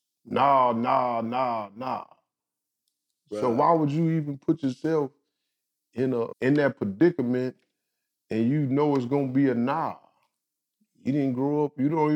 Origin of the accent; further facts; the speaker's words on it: North Las Vegas, Nevada, United States; Where I grew up at, I grew up in Northtown. I'm from Northtown.